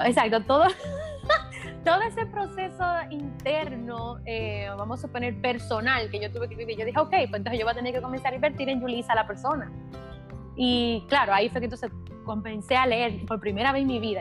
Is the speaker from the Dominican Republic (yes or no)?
yes; Dominican Republic; yo tengo 32 años recién cumplidos, eh, soy dominicana.